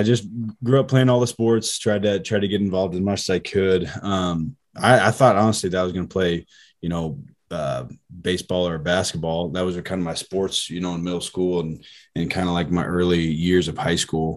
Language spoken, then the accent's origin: English; Fremont, Nebraska, United States; born and raised in Fremont, Nebraska, kind of a smaller town